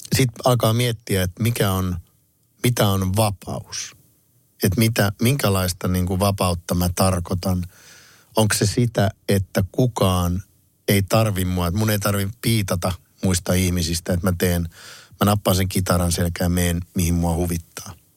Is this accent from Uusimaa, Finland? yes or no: no; Kouvola, Kymenlaakso, Finland; mä oon itse Kouvolasta kotosi